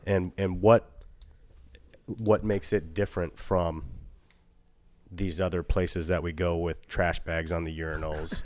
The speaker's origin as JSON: {"language": "English", "area": "Eagle River", "region": "Alaska", "country": "United States", "tie": "born or raised there", "said": "growing up in Eagle Wood, uh, up above"}